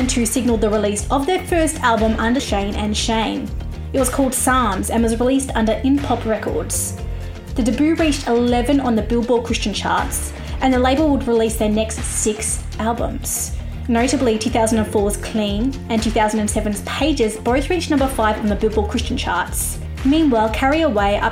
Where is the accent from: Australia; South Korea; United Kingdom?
Australia; I'm an Australian music journalist